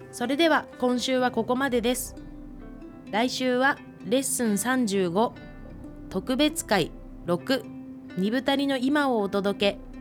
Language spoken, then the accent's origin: Japanese; Biratori, Hokkaido, Japan; 子どもの頃はあの雪が降るとすごく嬉しくってたくさん遊んでてあの二部谷のあの私のあの実家の裏に裏山と呼ばれる山がある